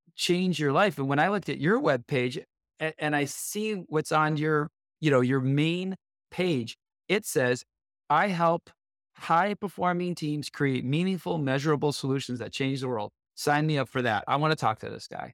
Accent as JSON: {"language": "English", "town": "Buffalo", "region": "New York", "country": "United States", "tie": "born or raised there", "also_born_or_lived": "Detroit, Michigan / Dallas, Texas / Bay Area, California", "moved": "yes", "lives_now": "Sunnyvale, United States", "said": "I grew up outside of Buffalo, New York"}